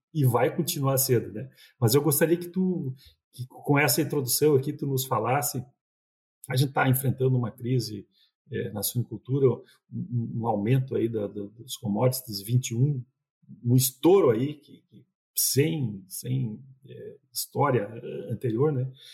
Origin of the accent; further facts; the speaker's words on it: Passo Fundo region, northwest Rio Grande do Sul, Brazil; a gente é do interior do Rio Grande do Sul, no, noroeste do Rio Grande do Sul. E ali na região de Passo Fundo